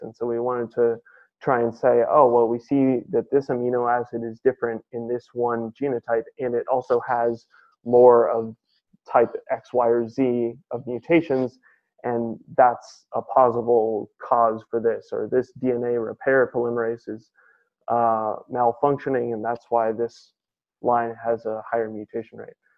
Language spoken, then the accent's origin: English; San Francisco, California, United States; I grew up in San Francisco, California